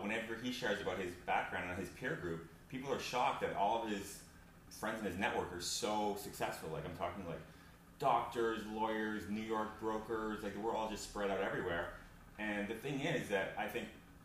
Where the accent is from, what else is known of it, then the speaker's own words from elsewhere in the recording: Alberta, Canada; we're both from Alberta